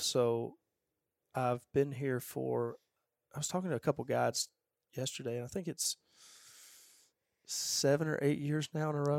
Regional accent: Georgia, United States; I grew up in Georgia

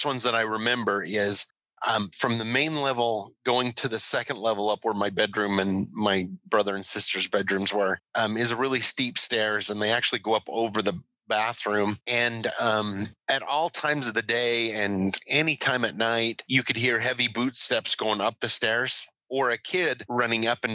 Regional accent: Hyrum, Utah, United States; I grew up here locally. I grew up in Hiram

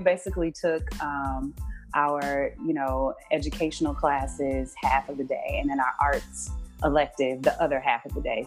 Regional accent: Houston, Texas, United States; I grew up in Houston, Texas

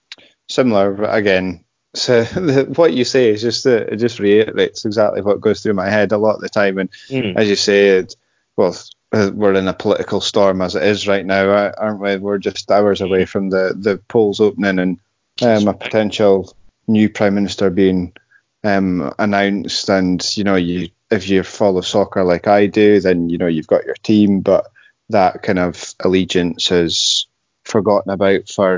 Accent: United Kingdom; You can't be us without being British, if that makes sense.

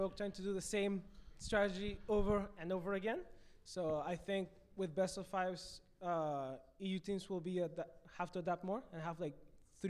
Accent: Aruba

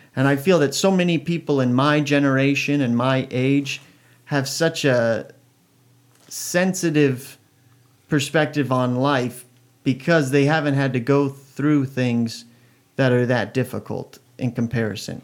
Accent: Oregon, United States; I was born in Oregon

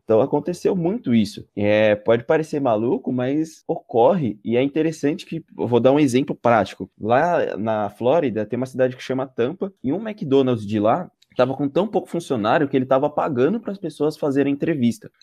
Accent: Brazil; eu sou brasileiro

